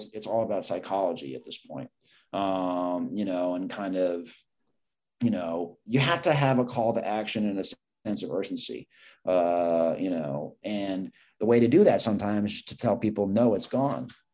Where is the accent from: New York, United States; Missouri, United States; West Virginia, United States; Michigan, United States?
New York, United States; I grew up in New York